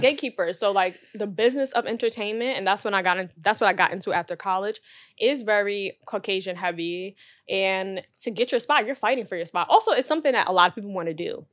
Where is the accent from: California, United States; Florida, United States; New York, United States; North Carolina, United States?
New York, United States; New York City; growing up in Brooklyn